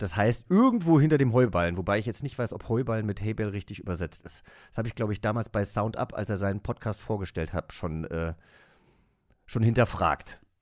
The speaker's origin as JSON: {"language": "German", "town": "Langgöns", "region": "Hesse", "country": "Germany", "tie": "born or raised there", "moved": "yes", "said": "ich bin in Langgöns aufgewachsen. Das ist eine Großgemeinde bei Gießen ne, Unistadt kennt man, in Hessen"}